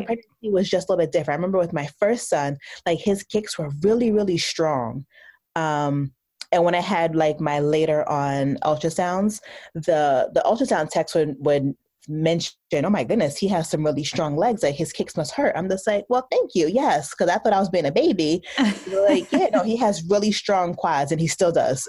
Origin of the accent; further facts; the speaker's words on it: New Jersey, United States; I'm from New Jersey. Uh, my parents are from the Caribbean, so I'm Haitian American. Uh, I went to school undergrad in New Jersey, so I stayed really close to home.